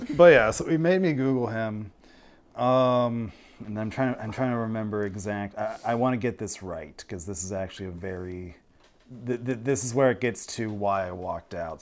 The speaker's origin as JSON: {"language": "English", "town": "Westfield", "region": "New York", "country": "United States", "moved": "yes", "lives_now": "Chicago, United States", "said": "I'm originally from Westfield, New York, before I came out here to Chicago."}